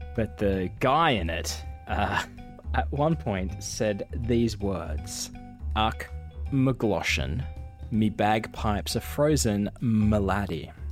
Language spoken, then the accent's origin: English; Perth, Western Australia, Australia; I'm from Australia. I'm from Perth